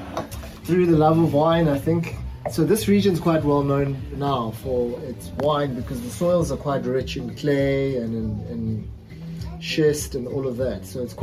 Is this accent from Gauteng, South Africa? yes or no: no; KwaZulu-Natal, South Africa; I come from the East Coast, which is a very tropical area. Called KZN. So Durban's the city, but I come from more the rural farming side.